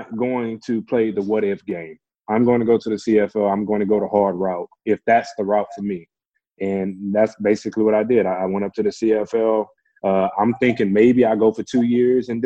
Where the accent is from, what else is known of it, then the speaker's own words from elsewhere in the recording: Beaumont, Texas, United States; moved away as an adult; also born or lived in Calgary, Canada; my local university in my hometown of Beaumont, Texas